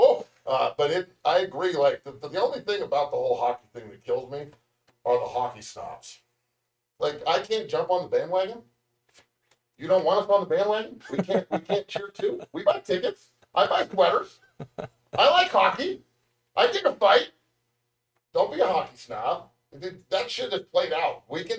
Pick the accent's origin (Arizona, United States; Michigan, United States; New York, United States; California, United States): California, United States; the Bay Area; I'm from the Bay.